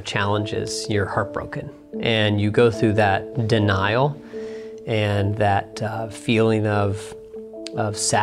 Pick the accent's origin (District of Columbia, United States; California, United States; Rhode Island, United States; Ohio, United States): Ohio, United States; Dayton; my hometown here in Dayton, Ohio